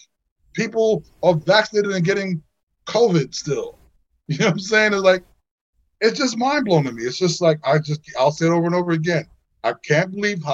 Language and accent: English; New York City, New York, United States; I grew up in Flatbush, New York, Flatbush, Brooklyn